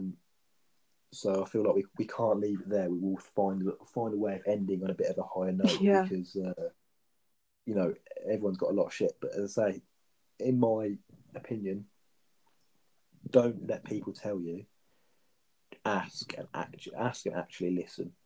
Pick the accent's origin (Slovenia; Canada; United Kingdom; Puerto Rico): United Kingdom; Birmingham, West Midlands; I come from Birmingham